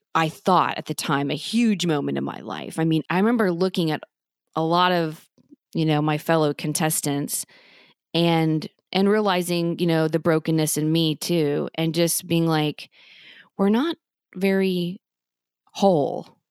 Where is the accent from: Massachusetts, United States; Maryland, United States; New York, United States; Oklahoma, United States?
Oklahoma, United States; Norman; my family and I grew up in Norman, Oklahoma